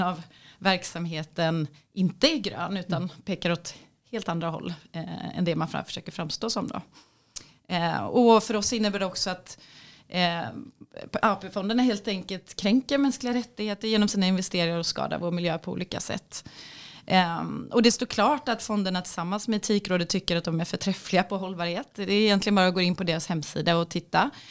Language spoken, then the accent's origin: Swedish; Sweden